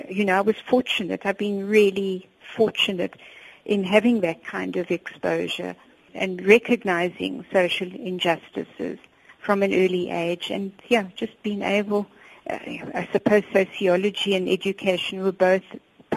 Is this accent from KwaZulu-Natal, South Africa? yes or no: no; Johannesburg, Gauteng, South Africa; I grew up on Crown Mines in Joburg